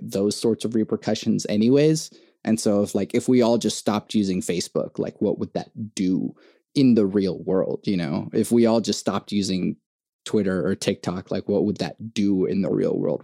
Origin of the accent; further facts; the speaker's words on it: Venezuela; now in United States; I was born in Venezuela and like I uh, came to the US in 2001.